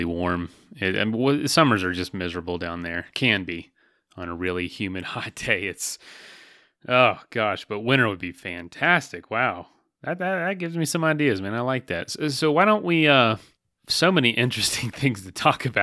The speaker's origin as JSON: {"language": "English", "region": "Florida", "country": "United States", "said": "I'm from Florida and I live close to parts of the trail"}